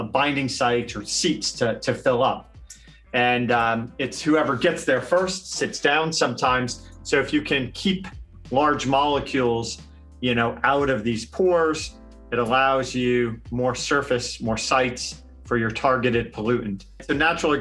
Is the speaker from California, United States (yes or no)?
no; New Jersey, United States; now in Arizona, United States; I grew up in New Jersey